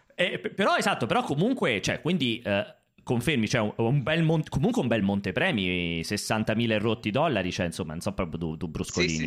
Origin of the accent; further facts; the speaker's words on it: Rome, Lazio, Italy; dalle mie parti qua a Roma